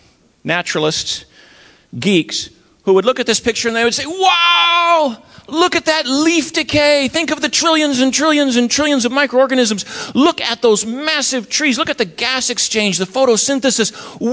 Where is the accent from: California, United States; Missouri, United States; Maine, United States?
Maine, United States; I'm from Maine, and when I give this talk in northern New England